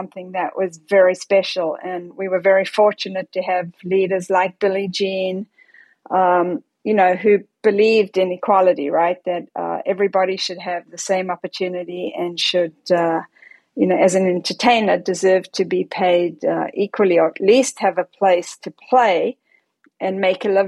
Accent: Johannesburg, Gauteng, South Africa; I grew up in Johannesburg, South Africa

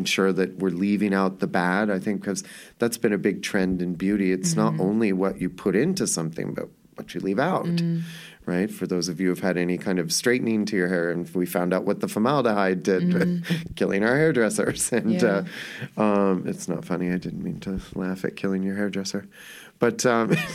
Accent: Los Angeles, California, United States; I grew up in Hollywood.

